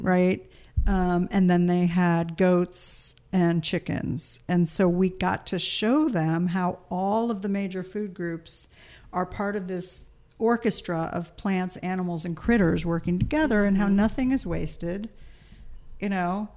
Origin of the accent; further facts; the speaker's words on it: East Coast, United States; moved away; we grew up on the East Coast